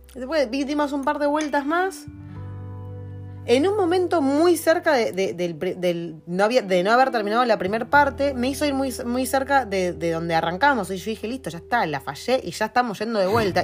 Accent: Argentina; now in New Zealand; De Argentina.

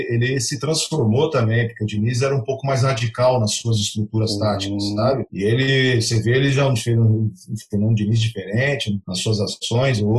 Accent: Santos, São Paulo, Brazil; a gente é de Santos e acompanha bastante aqui

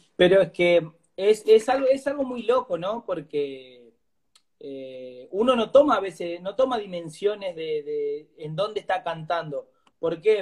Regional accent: González Catán, Buenos Aires Province, Argentina; soy de González Catán, Virrey del Pino, zona oeste sería, La Matanza.

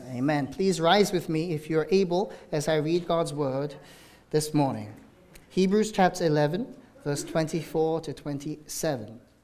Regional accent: South Korea; now in Danvers, United States; it's in Pyeongchang, my, my home country

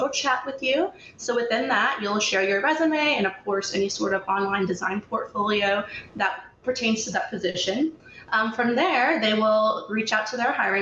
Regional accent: Canton, Ohio, United States; now in Los Angeles, United States; I'm actually originally from Canton, Ohio, where I was raised by my mother

